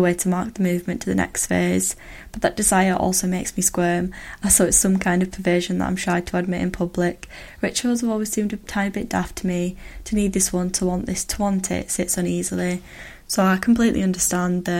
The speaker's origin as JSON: {"language": "English", "country": "United Kingdom", "said": "as a British person"}